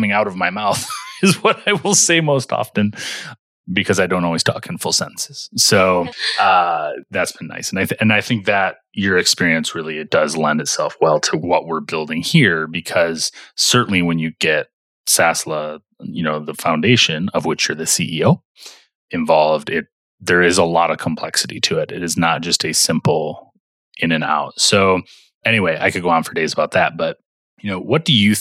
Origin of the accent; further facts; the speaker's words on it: Michigan, United States; we grew up in Michigan together